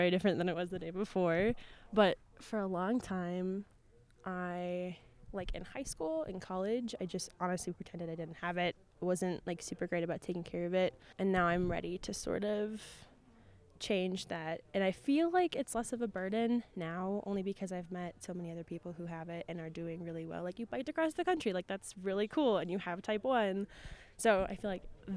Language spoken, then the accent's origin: English; Minnesota, United States; I'm from Minnesota